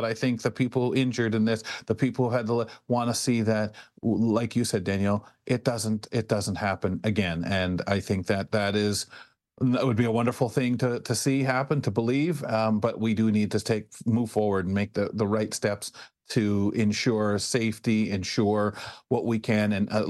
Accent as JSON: {"language": "English", "town": "London", "region": "Ontario", "country": "Canada", "said": "But I feel as a Londoner of what I saw, the outpouring, the discussions that have happened since then between here, Windsor, and the start of that clip was about really Canada"}